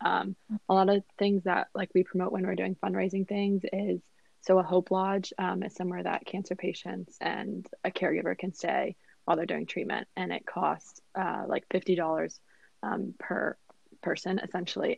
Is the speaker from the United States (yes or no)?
yes; Northern Virginia, United States; I am from Northern Virginia